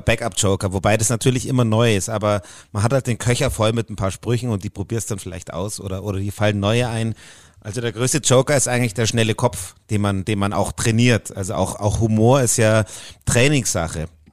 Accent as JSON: {"language": "German", "town": "Puchheim", "region": "Bavaria", "country": "Germany", "tie": "born or raised there", "accent": "Bavarian", "said": "in äh, Puchheim aufgewachsen. Das ist so 20 Kilometer"}